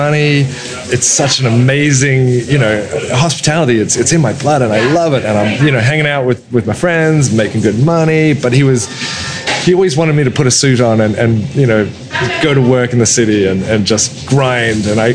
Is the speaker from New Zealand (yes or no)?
no; Manly, New South Wales, Australia; moved away as an adult; also born or lived in Sydney; now in Annapolis, United States; My entire life has been in fine dining restaurants and coffee shops in my hometown in Manly